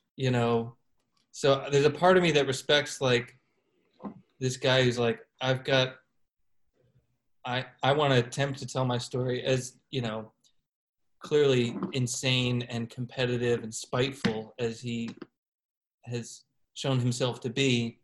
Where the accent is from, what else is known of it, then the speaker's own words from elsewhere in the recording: Chicago, Illinois, United States; moved away as an adult; now in Kansas City, United States; growing up in Chicago